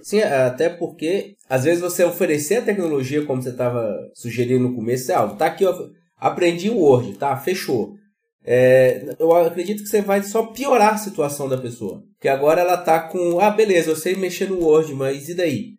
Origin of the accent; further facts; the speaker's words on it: Minas Gerais, Brazil; now in Rio Grande do Sul, Brazil; eu sou de Minas, moro no Rio Grande do Sul